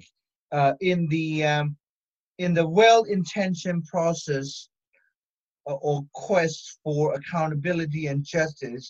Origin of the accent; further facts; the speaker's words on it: Myanmar; we are from Burma, both of us. He's Rohingya and I was Burmese